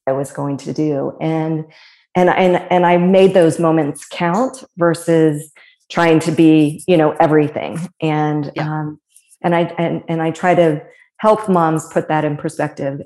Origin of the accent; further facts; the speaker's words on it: Fairfield, Ohio, United States; also born or lived in Cincinnati; born and raised in Cincinnati, um, grew up in Fairfield